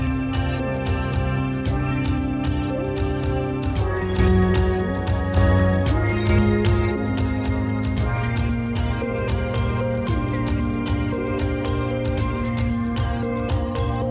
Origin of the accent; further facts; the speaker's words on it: Ghana; growing up in Ghana